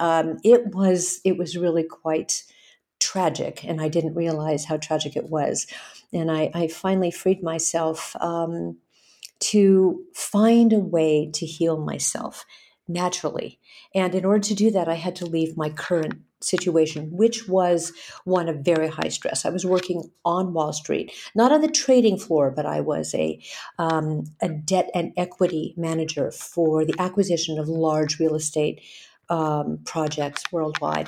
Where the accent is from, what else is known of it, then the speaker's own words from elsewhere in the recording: Hawaii, United States; moved away; also born or lived in California; I grew up in Hawaii. I grew up in the islands. I grew up in California